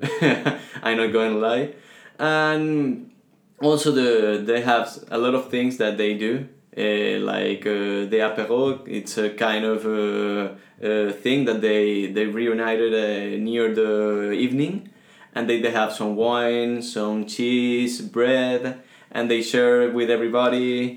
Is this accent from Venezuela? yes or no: yes; Venezuela; English is a second language; also born or lived in Spain; now in Toulouse, France; I came from Venezuela.